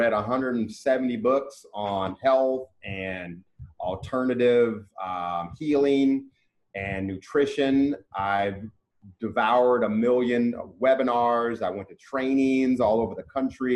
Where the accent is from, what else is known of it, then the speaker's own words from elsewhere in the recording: Cincinnati, Ohio, United States; moved away; also born or lived in Mississippi; my hometown